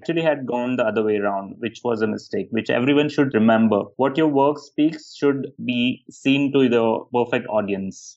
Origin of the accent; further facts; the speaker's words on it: India; also born or lived in London; I come from India, from a very small town and small family.